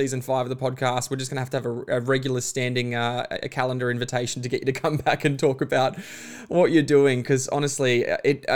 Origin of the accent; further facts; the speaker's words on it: Bundaberg, Queensland, Australia; I grew up in Bundaberg, small town.